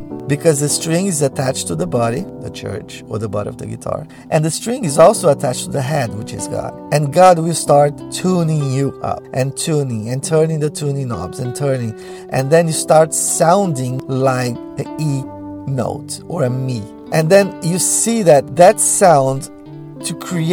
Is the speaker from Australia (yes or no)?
no; Brazil; first language Portuguese; English is a second language; moved away